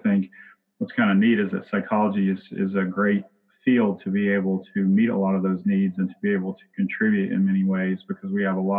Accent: Virginia, United States; moved away as an adult; now in Lexington, United States; a rural area near where I grew up in Virginia

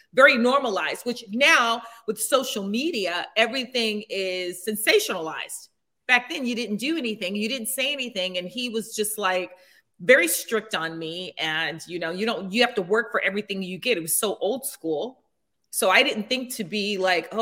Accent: Los Angeles, California, United States; also born or lived in Newark, New Jersey / Nutley, New Jersey; I moved out here when I was technically 10 and was raised in the Valley. I'm a Valley girl, true Valley girl

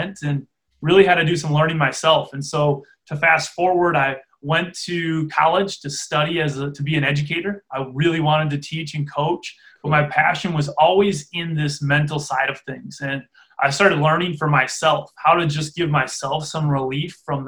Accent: Freedom, Wisconsin, United States; I grew up in Freedom, Wisconsin, a small town in farming community in the middle of Wisconsin

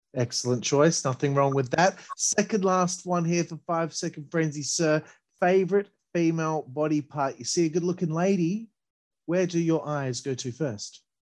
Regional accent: Australia; I'm Australian

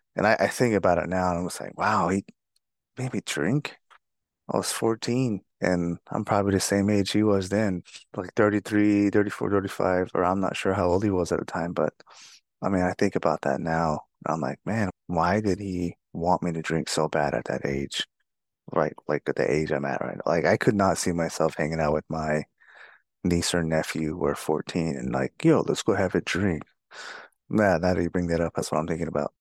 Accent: Fort Defiance, Arizona, United States; also born or lived in Lukachukai, Arizona; I grew up on the Navajo Nation, mostly in Fort Dauphin, Arizona

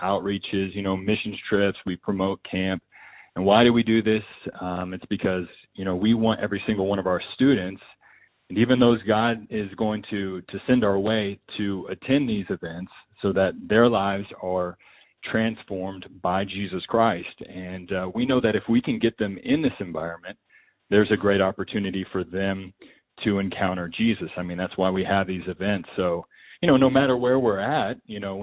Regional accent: Dallas, Texas, United States; moved away as an adult; also born or lived in Indianapolis, Indiana; now in Oklahoma City, United States; I grew up in Dallas, Fort Worth, Texas, so I am a diehard Cowboys fan to the core.

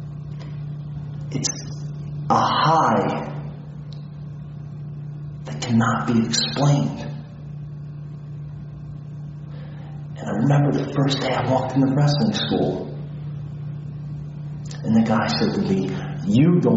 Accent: Philadelphia, Pennsylvania, United States; I was born in Philadelphia. I grew up all my life in a small neighborhood called Port Richmond.

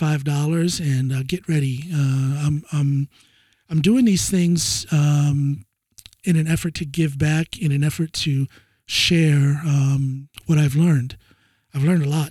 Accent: Ohio, United States; moved away as an adult; now in Norway; I'm from way out in the boonies, out in the sticks there

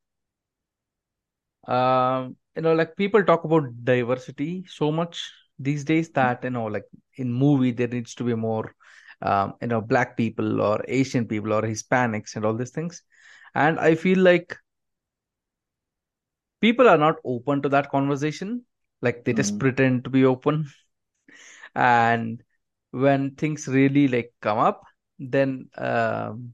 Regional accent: India; I am from India

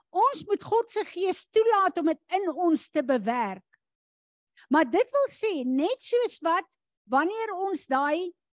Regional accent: South Africa; as Afrikaners in hierdie land

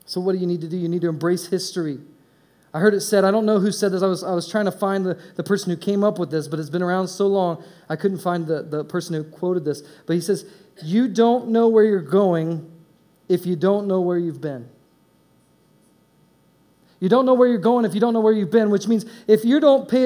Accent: Indiana, United States; moved away as an adult; also born or lived in East Coast / West Coast; I was raised in Indiana

